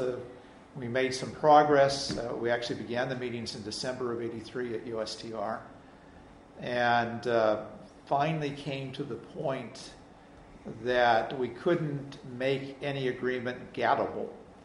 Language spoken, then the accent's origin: English; San Francisco Bay Area, California, United States; I'm from California, you know, even though many people on my campus think I'm Canadian. I'm actually born in the San Francisco Bay Area